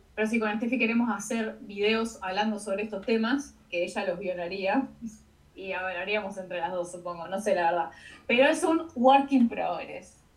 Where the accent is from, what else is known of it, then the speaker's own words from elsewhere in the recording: Argentina; Por ser de Argentina